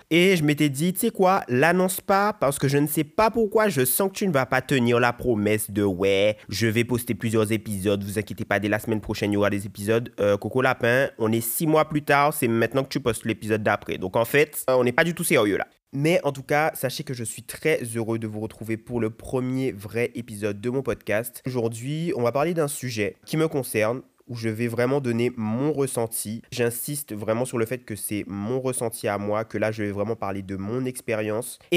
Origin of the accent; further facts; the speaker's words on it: Antilles, France; also born or lived in Paris; j'ai grandi aux Antilles, mais je n'y suis pas né. Donc je suis né à Paris en 2003.